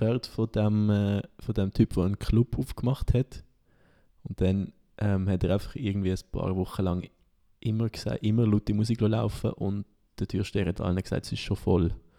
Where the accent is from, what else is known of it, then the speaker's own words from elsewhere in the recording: Solothurn, Switzerland; mein Heimatort ist ja im Kanton Solothurn und da ist eigentlich so ein bisschen im, im Juragebirge fast.